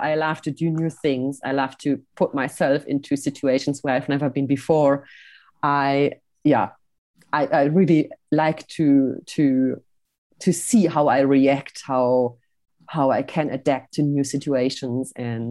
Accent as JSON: {"language": "English", "country": "Switzerland", "tie": "born or raised there", "said": "I'm sometimes doing little videos here from my hometown. I call them Hello from Switzerland."}